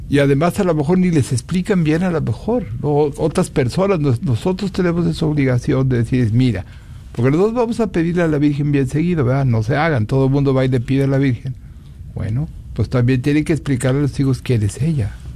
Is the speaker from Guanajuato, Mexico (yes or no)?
yes; Celaya, Guanajuato, Mexico; now in Dallas, United States; yo soy de Celaya, Guanajuato